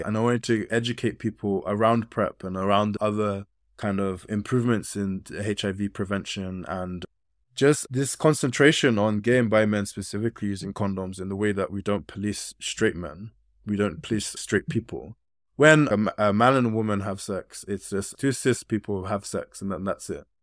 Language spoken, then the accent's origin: English; United Kingdom; Although I've grown up in this country, I still have very West African kind of ways of being